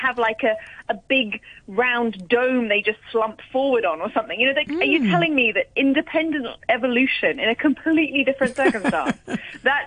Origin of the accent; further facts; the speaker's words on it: Hong Kong; we grew up in Hong Kong, in your flat in Hong Kong